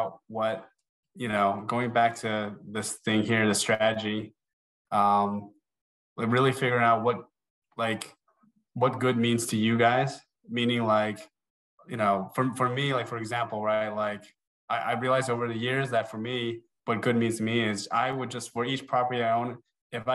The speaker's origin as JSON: {"language": "English", "region": "New Jersey", "country": "United States", "tie": "born or raised there", "also_born_or_lived": "Chicago", "moved": "as an adult", "said": "I'm originally from New Jersey"}